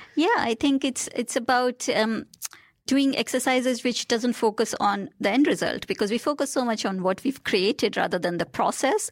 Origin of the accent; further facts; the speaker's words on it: India; moved away; I grew up in India